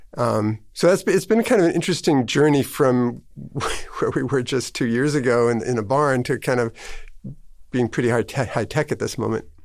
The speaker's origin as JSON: {"language": "English", "town": "Minneapolis", "region": "Minnesota", "country": "United States", "tie": "born or raised there", "also_born_or_lived": "Chicago / East Coast", "moved": "yes", "lives_now": "Maine, United States", "said": "I was born in Chicago, but I grew up in a Minneapolis area"}